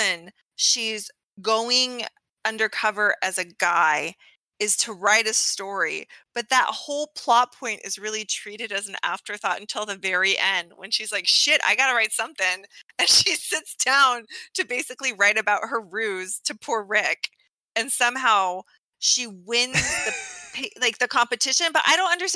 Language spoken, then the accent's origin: English; Alaska, United States; I'm from Alaska